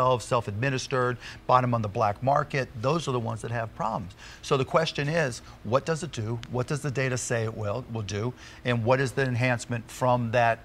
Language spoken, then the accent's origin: English; Pittsburgh, Pennsylvania, United States; I grew up in Pittsburgh